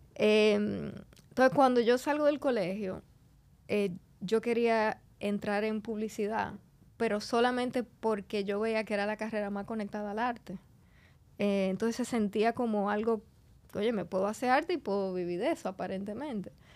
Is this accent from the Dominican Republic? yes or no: yes; Santo Domingo, Distrito Nacional, Dominican Republic; also born or lived in Argentina; yo me crié en Santo Domingo